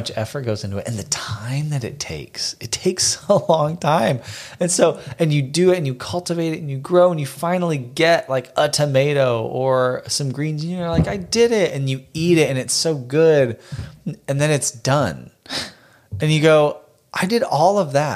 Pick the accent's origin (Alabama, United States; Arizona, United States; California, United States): Arizona, United States; Phoenix; moved away; I grew up in Phoenix. We both grew up in Phoenix.